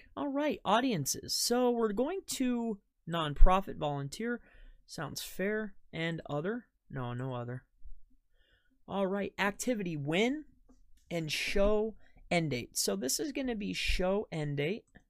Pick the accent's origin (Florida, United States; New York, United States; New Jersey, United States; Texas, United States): Florida, United States; moved away; I'm originally from Florida.